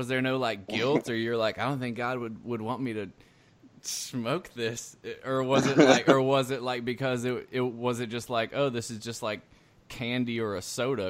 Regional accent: Stone Mountain, Georgia, United States; I was born in Stone Mountain.

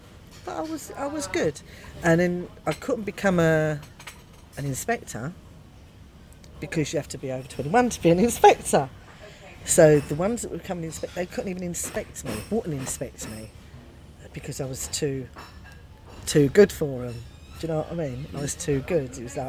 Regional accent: London, United Kingdom; accent: Cockney; But the managers and the pit bosses were all Cockneys, all from the East End. So I'm a Cockney

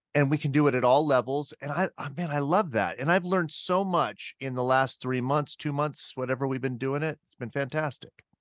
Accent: Riverside, California, United States; also born or lived in Massachusetts; now in Moscow, Idaho, United States; I'm originally from Riverside, California

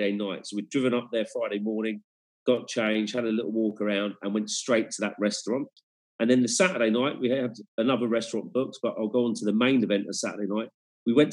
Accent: England, United Kingdom; now in Germany; being born and bred in England

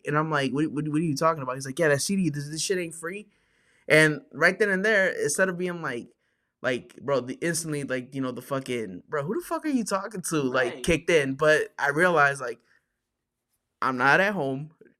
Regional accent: Chicago, Illinois, United States; Yeah, fuck it. I'm from Chicago.

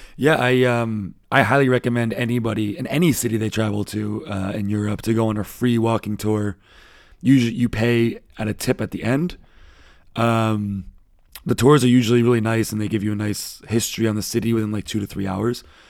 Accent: United States; now in Germany; as an American

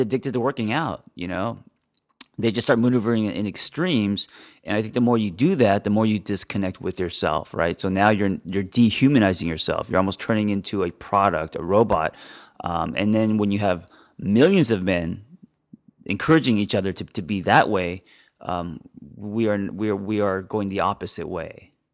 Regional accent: Los Angeles, California, United States; I grew up in Los Angeles

